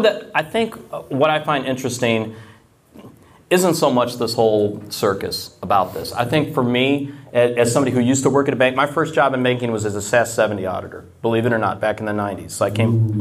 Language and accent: English; the South, United States; I'm from the South